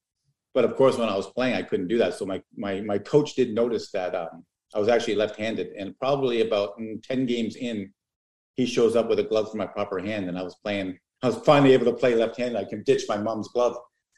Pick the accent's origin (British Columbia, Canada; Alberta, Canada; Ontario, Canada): Ontario, Canada; Toronto; now in Oshawa, Canada; I was born in Toronto. I was actually born in East York.